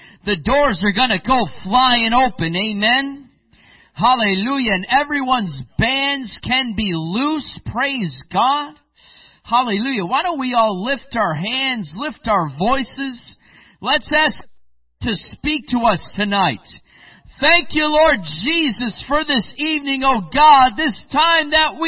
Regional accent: Michigan, United States; moved away as an adult; now in Spain; I grew up also in the Midwest. I grew up in Michigan

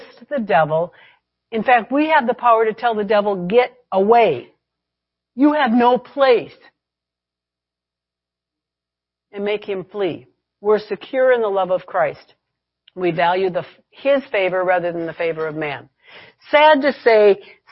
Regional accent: United States; I'm an American

